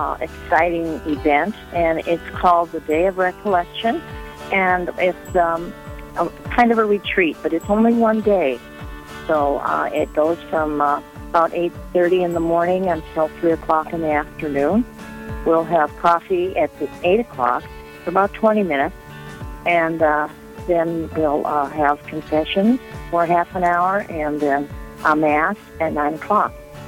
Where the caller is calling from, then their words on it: Rapid City, South Dakota, United States; I'm in Rapid City.